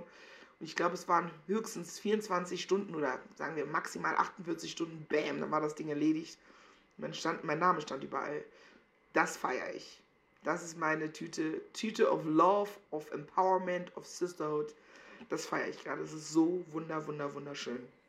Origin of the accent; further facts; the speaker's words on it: Meckenheim, North Rhine-Westphalia, Germany; moved away as an adult; also born or lived in Cologne; now in Berlin, Germany; ich bin nicht richtig behütet aufgewachsen an Meckenheim und Rheinbach